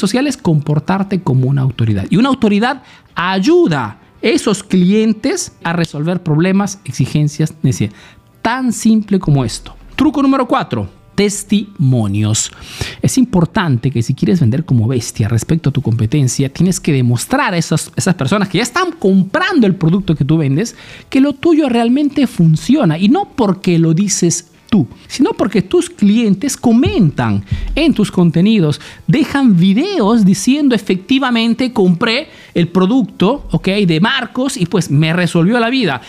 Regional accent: Peru; now in Italy

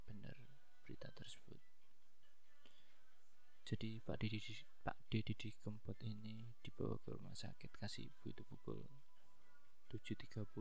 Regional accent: Java, Indonesia; saya kan orang Jawa

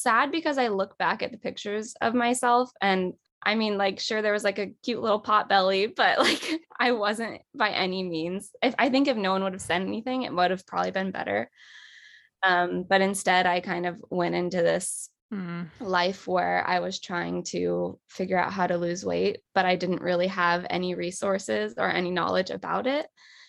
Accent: Los Angeles, California, United States; I was born and raised in Los Angeles, and I still live here.

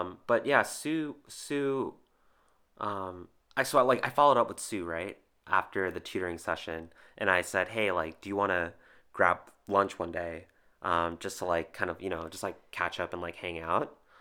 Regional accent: New Jersey, United States; I was born and raised in New Jersey

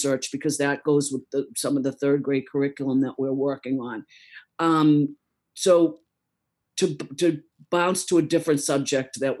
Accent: Easton, United States; I grew up in Easton

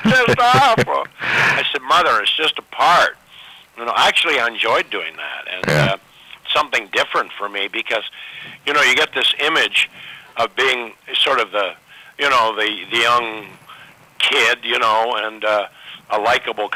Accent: Ottawa, Ontario, Canada; moved away as an adult; Ottawa, my hometown

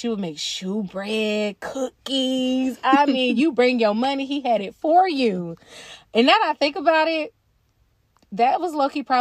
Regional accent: North Carolina, United States; growing up in North Carolina, especially in the public school system

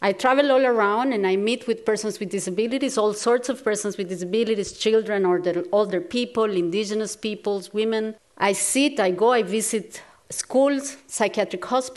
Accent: Costa Rica; I grew up in Costa Rica, a small, beautiful country in Latin America

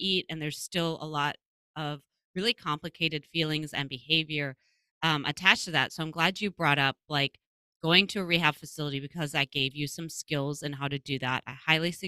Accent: Midwest, United States; I'm from the Midwest

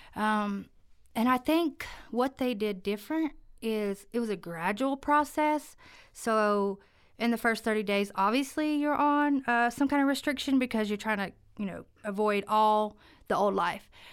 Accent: Jackson County, North Carolina, United States; also born or lived in Cherokee; I am local, born and raised in Jackson County.

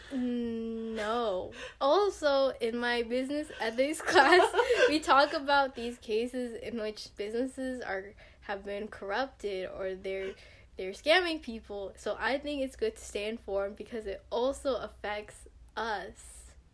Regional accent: Stockton, California, United States; I'm from Stockton, California, and I go to San Jose State University

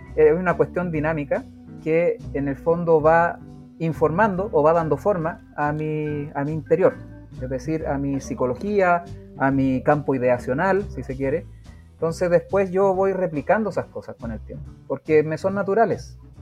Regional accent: Rancagua, O'Higgins, Chile; Yo soy de Rancagua, por eso digo la capital

